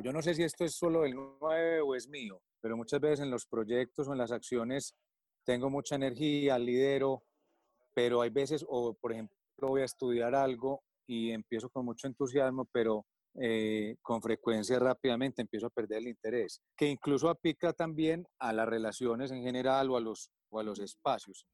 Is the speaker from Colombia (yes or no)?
yes; Medellín, Antioquia, Colombia; also born or lived in United States / Europe; nací aquí en Medellín, Colombia tuve la oportunidad de formarme aquí